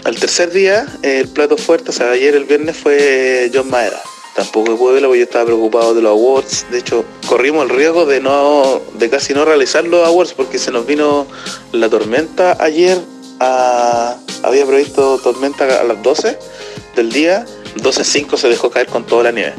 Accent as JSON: {"language": "Spanish", "country": "Chile"}